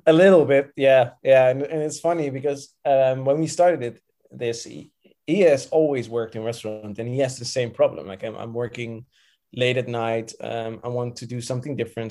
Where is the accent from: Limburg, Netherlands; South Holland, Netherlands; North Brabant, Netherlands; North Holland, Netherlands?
South Holland, Netherlands; Rotterdam; moved away as an adult; now in Antwerp, Belgium; I've, I've lived in, uh, Rotterdam uh, for all my life.